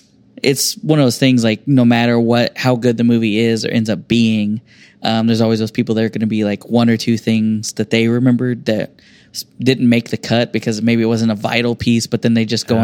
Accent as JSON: {"language": "English", "country": "United States", "said": "I'm real American, y'all."}